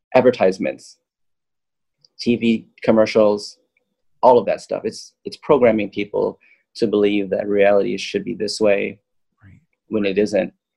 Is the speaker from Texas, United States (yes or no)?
no; Loma Linda, California, United States; also born or lived in Manhattan, New York; I grew up in Loma Linda.